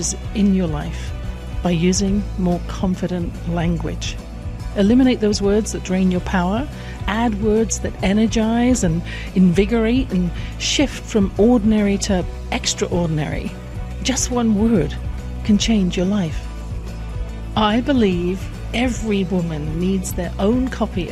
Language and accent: English; England, United Kingdom; I grew up in England in a house